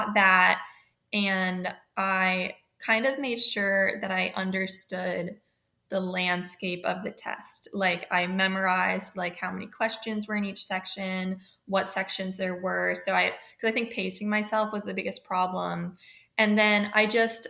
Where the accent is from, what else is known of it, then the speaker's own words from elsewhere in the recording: Charleston, South Carolina, United States; moved away as an adult; now in Annapolis, United States; I'm from Charleston, South Carolina, and I graduated in 2017. So I went to a high school in North Charleston